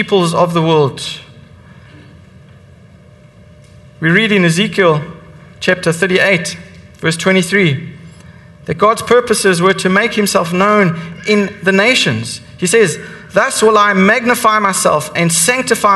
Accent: South Africa; I'm South African. I grew up and I was raised in that apartheid system

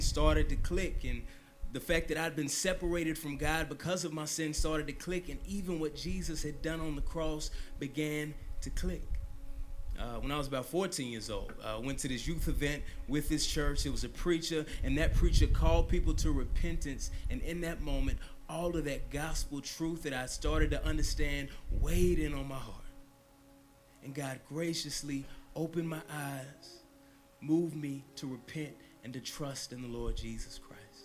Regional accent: the Bible Belt, the South, United States; I grew up in the Bible Belt

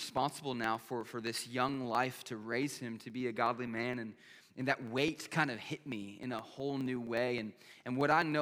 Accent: Pennsylvania, United States; moved away as an adult; also born or lived in Lakeland, Florida; I was born and raised in Pennsylvania

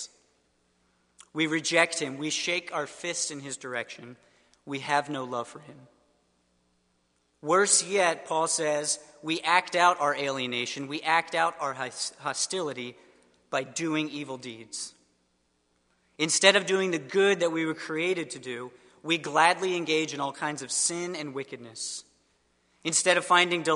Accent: suburbs of Philadelphia, Pennsylvania, United States; moved away; I am from the suburbs of Philadelphia originally

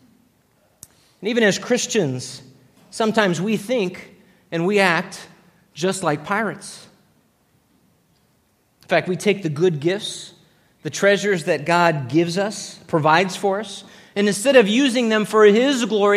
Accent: Los Angeles, California, United States; growing up in Los Angeles as a young boy

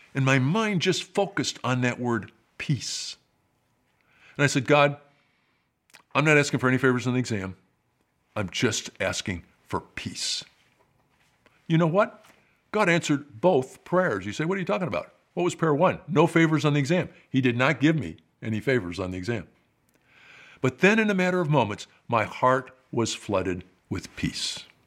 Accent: Rockford, Illinois, United States; moved away as an adult; That's my hometown

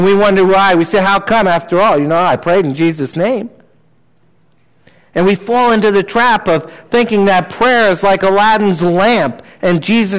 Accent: New Jersey, United States; I grew up in New Jersey

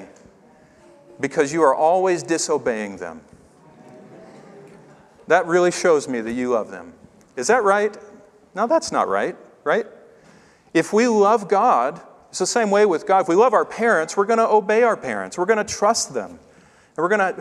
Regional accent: Tennessee, United States; I grew up in Tennessee

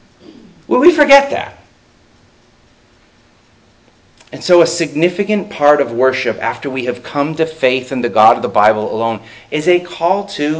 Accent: United States

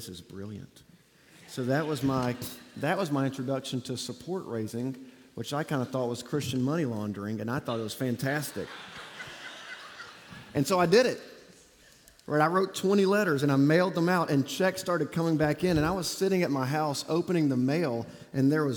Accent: Auburn, Alabama, United States; moved away; I grew up in Auburn, Alabama, don't hold it against me, and graduated from Auburn University

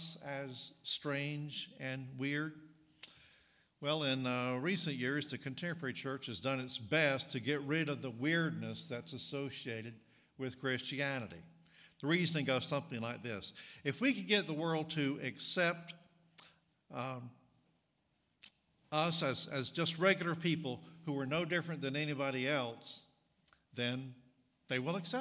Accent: North Carolina, United States; accent: Southern; moved away as an adult; also born or lived in East Tennessee / Mississippi; now in Illinois, United States; I grew up in North Carolina and went to college in East Tennessee. So I am a native southerner

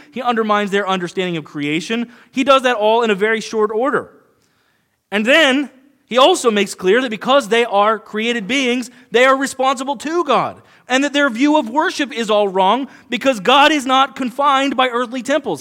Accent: United States; we as modern American Christians

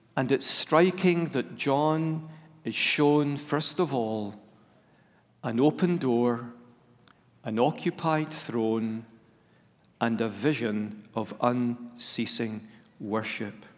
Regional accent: Scotland, United Kingdom; I'm a Scot who's part of the United Kingdom

